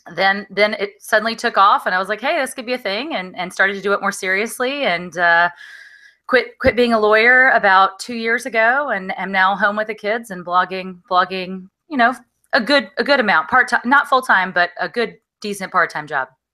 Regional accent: Alabama, United States; I grew up in Alabama

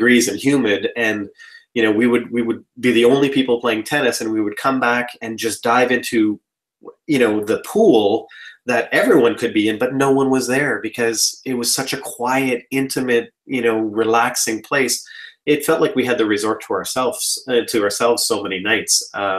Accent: Canada; born there; My family is Croatian. I was born in Canada, but my dad is Croatian.

